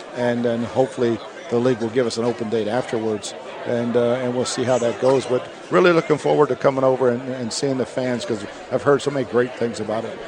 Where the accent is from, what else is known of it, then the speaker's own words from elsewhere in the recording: York, Pennsylvania, United States; I grew up right outside of Baltimore, in York, Pennsylvania